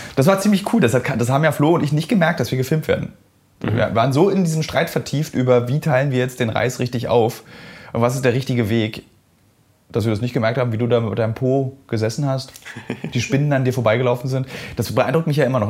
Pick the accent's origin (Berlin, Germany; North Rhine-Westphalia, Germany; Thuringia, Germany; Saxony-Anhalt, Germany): Berlin, Germany; ich habe in meinen 38 äh, Jahren als Berliner